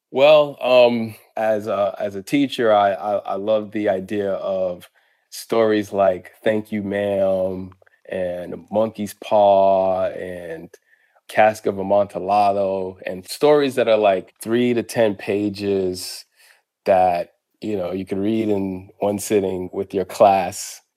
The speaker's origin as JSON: {"language": "English", "town": "Boston", "region": "Massachusetts", "country": "United States", "tie": "born or raised there", "also_born_or_lived": "Harlem, New York", "moved": "yes"}